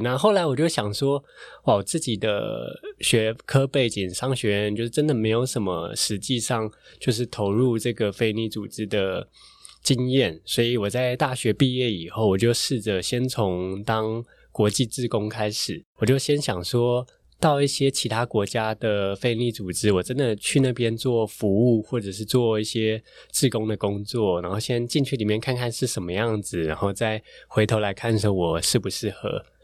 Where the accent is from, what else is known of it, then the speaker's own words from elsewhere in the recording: Taiwan; 那他们听到我从台湾来